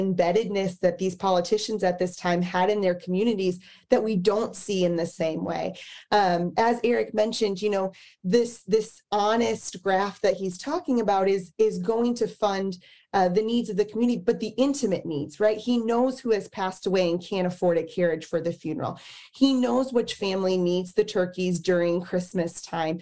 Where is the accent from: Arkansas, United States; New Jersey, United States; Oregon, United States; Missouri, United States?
Missouri, United States; Kansas City; moved away; I'm from Kansas City originally